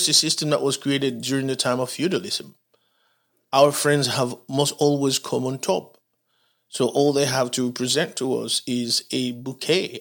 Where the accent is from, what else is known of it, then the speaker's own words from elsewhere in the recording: Dominican Republic; also born or lived in Haiti; now in United States; But I was born in Haiti. I grew up in Dominican Republic